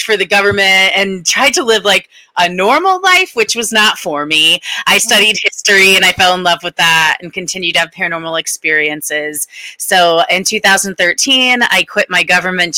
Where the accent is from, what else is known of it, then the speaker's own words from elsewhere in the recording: Connecticut, United States; also born or lived in Washington, District of Columbia, United States; So I grew up here on the East Coast. I'm from Connecticut